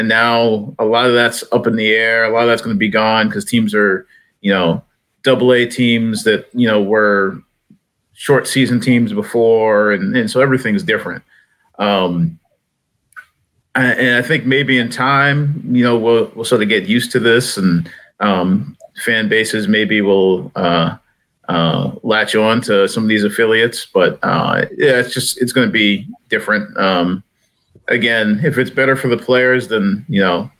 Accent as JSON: {"language": "English", "town": "Lowell", "region": "Massachusetts", "country": "United States", "tie": "born or raised there", "moved": "yes", "said": "I grew up in Lowell, Massachusetts area"}